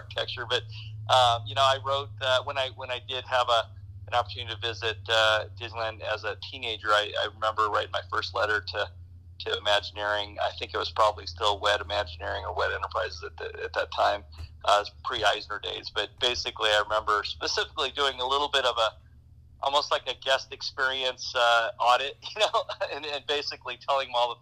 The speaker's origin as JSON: {"language": "English", "country": "Germany", "tie": "born or raised there", "moved": "yes", "said": "growing up in Europe"}